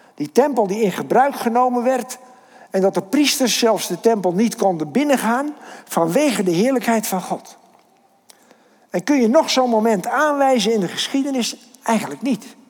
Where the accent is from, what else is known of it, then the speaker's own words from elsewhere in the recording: Kinderdijk, South Holland, Netherlands; ik kom uit Kinderdijk